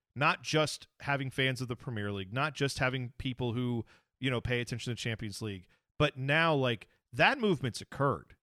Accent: United States; as an American soccer fan

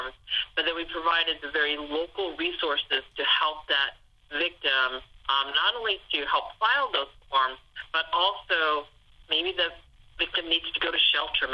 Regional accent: Ohio, United States; I grew up in Ohio

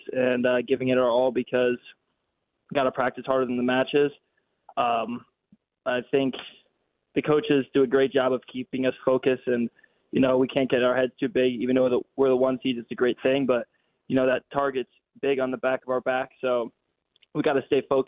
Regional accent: New Albany, Ohio, United States; I'm from Columbus

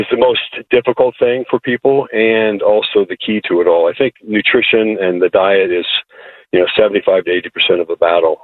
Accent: Iowa, United States; moved away; I grew up in Iowa, and I was involved in pretty much every sport

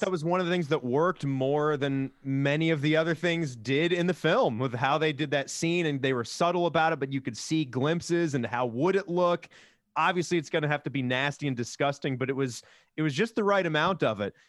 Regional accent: Virginia, United States; I grew up in Virginia where we had Paramount's King's Dominion

